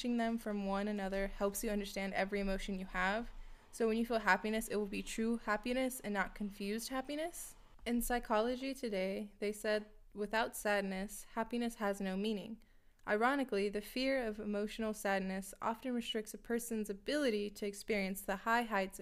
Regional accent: California, United States; moved away as an adult; now in Minnesota, United States; I'm from California, and I just moved to Minnesota for my job.

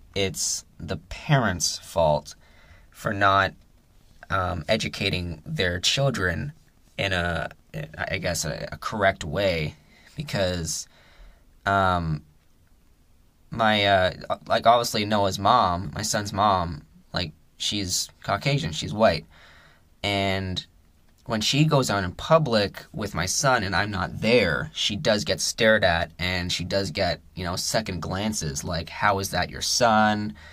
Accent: Canada; We're we're all Canadian

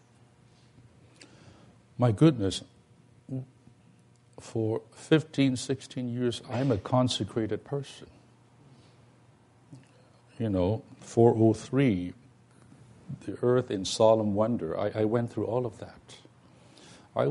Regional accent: Hong Kong; moved away; I'm from Hong Kong, so we are these bilingual people

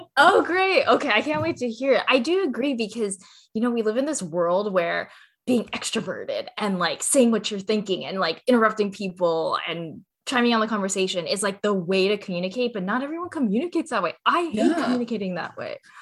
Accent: Cerritos, California, United States; I grew up in California in a city called Cerritos

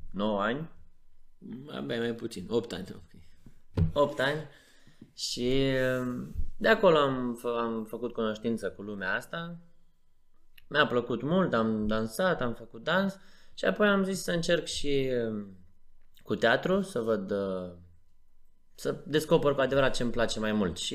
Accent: Chișinău, Moldova; Noi suntem din Chișinău și el a venit aici în România foarte devreme

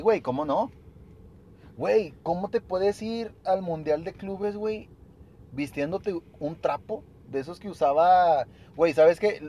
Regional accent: El Paso, Texas, United States; yo soy del paso, no, yo soy más mexicano que nada

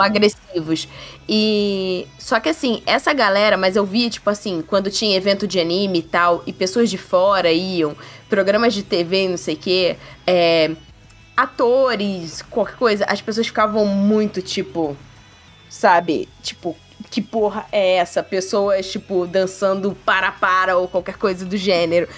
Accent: Brazil; a gente como brasileiro

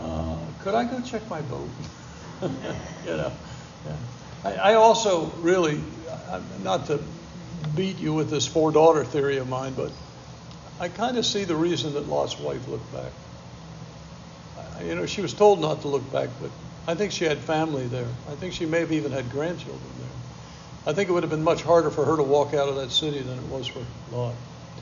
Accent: Bronx, New York, United States; man, growing up in the Bronx, I'd be afraid to just walk around the Bronx.

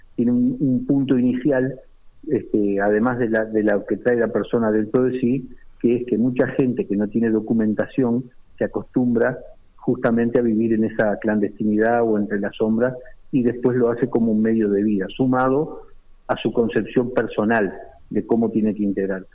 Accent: Uruguay; now in Spain; yo soy de Uruguay

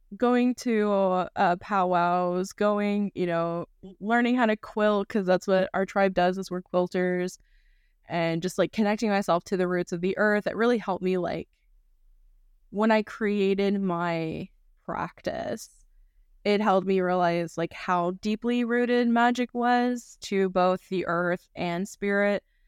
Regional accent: North Carolina, United States; growing up in North Carolina

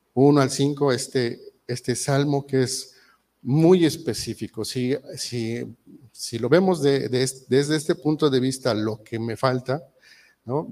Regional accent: Mexico; muchos mexicanos somos muy mal hablados

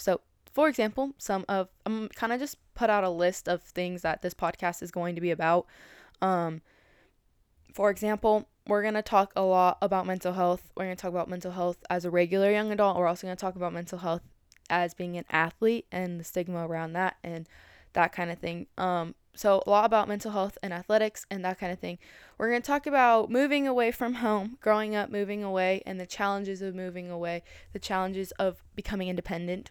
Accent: Colorado Springs, Colorado, United States; moved away as an adult; now in Hayward, United States; I was originally from Colorado Springs, Colorado. I moved to Hayward, California

